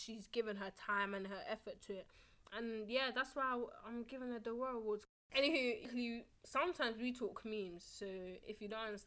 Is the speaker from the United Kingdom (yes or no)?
yes; London, United Kingdom; in the UK and in London, well, London specifically